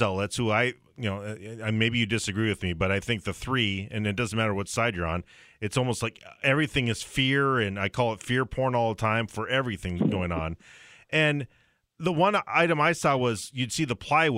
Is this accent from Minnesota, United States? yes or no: yes; Barnesville, Minnesota, United States; my hometown of Barnesville